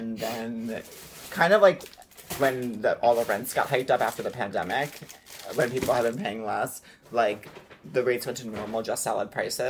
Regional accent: Long Island, New York, United States; moved away; they live on Long Island and it was like big news in my hometown

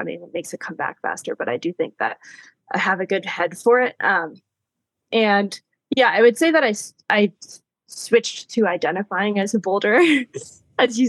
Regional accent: East Coast, United States; I grew up on the East Coast

